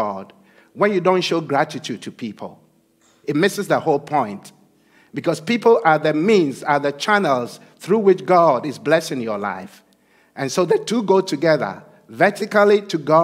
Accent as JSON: {"language": "English", "country": "Ghana", "moved": "yes", "said": "I'm originally from Ghana"}